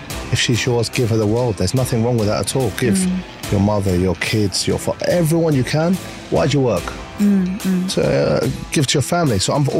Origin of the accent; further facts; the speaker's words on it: Essex, East of England, United Kingdom; also born or lived in London; now in Dubai, United Arab Emirates; I was born and raised in the UK, okay. London, like everyone else, but I was raised the majority of my life in Essex. Uh-huh. You probably wouldn't have heard of it. It's like a suburb, we're known for like chavs.